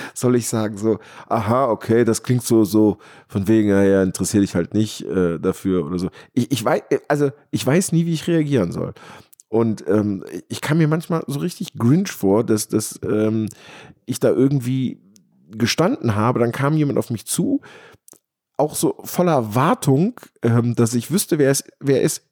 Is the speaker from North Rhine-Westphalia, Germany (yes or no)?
yes; Rhineland or Ruhr area, North Rhine-Westphalia, Germany; hier bei uns im Rheinland oder im Ruhrgebiet